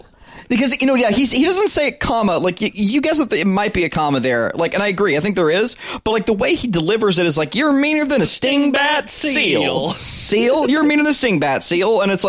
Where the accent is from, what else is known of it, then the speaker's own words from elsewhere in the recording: the South, United States; We're from the South.